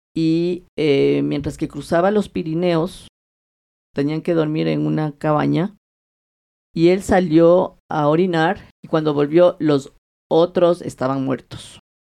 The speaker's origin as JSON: {"language": "Spanish", "town": "Quito", "region": "Pichincha", "country": "Ecuador", "tie": "born or raised there", "said": "yo soy nacida aquí y yo me crié aquí"}